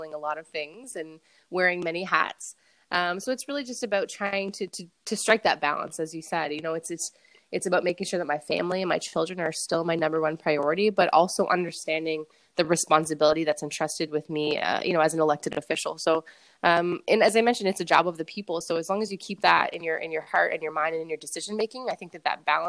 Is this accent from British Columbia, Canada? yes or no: no; Fredericton, New Brunswick, Canada; I'm born and raised in Fredericton